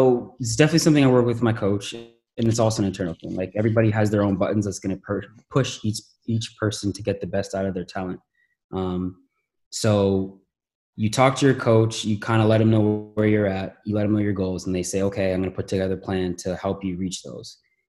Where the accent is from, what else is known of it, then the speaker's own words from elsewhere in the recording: Toronto, Ontario, Canada; now in Los Angeles, United States; Man, it was a new country, so there's a lot of different just cultural things that I had to adapt to.